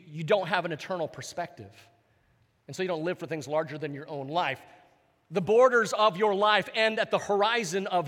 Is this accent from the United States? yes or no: yes; Hawaii, United States; moved away; I was growing up in Hawaii